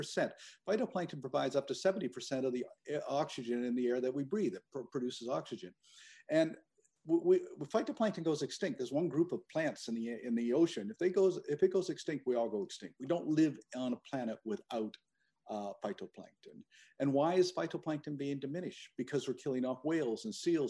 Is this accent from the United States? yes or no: no; Eastern Canada, Canada; born or raised there; moved away